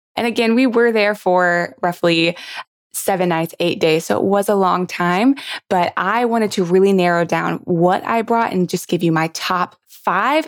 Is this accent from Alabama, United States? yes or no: no; Miami, Florida, United States; I'm from Miami